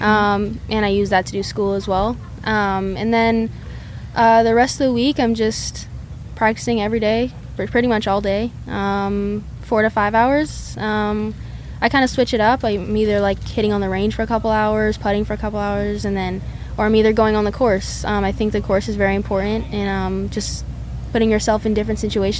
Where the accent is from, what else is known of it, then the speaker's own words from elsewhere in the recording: Southern California, United States; We're all from SoCal